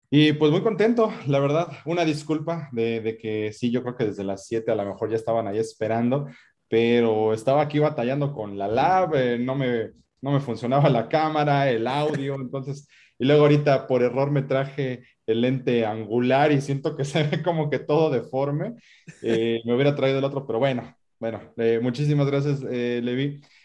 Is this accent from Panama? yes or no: no; Mexico; como decimos en México